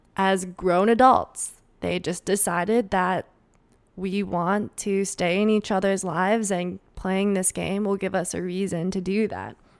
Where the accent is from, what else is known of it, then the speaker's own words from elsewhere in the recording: Minnesota, United States; accent: Minnesotan; my Minnesotan accent